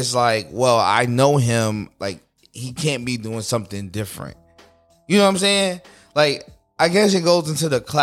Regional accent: United States; I am American

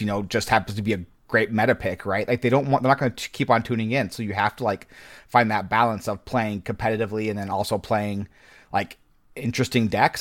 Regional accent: Nebraska, United States; I grew up in Nebraska

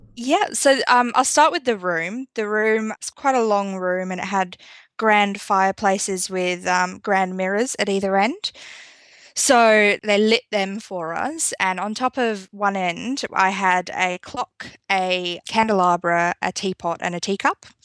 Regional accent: United Kingdom; now in South Australia, Australia; I'm actually originally from the U K. I'm not from Australia

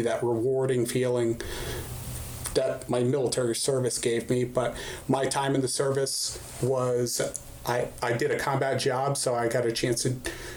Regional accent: Arizona, United States; moved away as an adult; also born or lived in New York / Fort Bragg, North Carolina; I originally grew up, early childhood, very formative years in Arizona

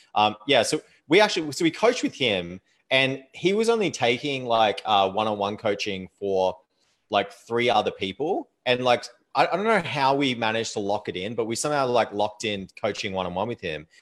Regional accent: Australia; moved away as an adult; also born or lived in Thailand; now in Canada; Like I live in Canada now, um, but I am Australian

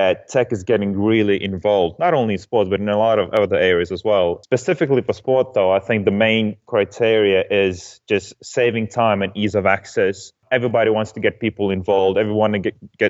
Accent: Lithuania; moved away as an adult; also born or lived in Denmark; I'm originally from Lithuania

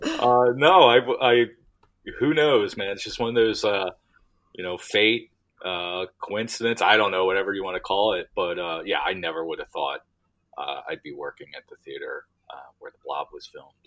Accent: Delaware County, outside Philadelphia, Pennsylvania, United States; I'm from Delaware County. So, okay. uh, uh, you know, right outside of Philadelphia

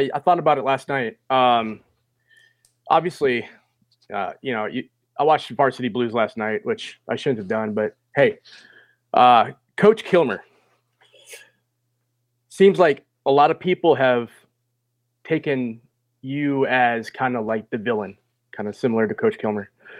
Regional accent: Minnesota, United States; I grew up in Minnesota in the 90s, and I played football for a suburb team north of Minneapolis.

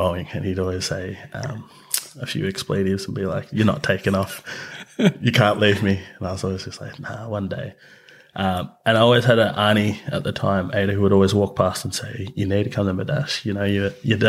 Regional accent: Mildura, Victoria, Australia; now in Melbourne, Australia; I was born in Melbourne and, yeah, or Naam in a sense, but grew up in Mildura, so northwest Victoria

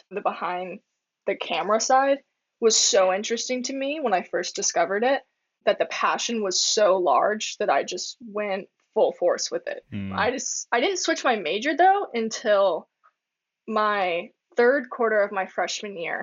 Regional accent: Florida, United States; when I was growing up in Florida, I was a theater kid big time.

